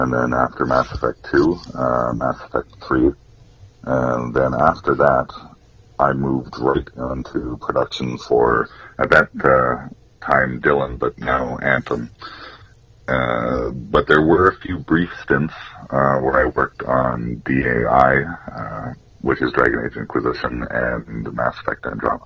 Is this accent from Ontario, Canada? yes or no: no; Cold Lake, Alberta, Canada; also born or lived in Ardmore, Alberta / Bonnyville, Alberta; I grew up mostly around the Coal Lake area.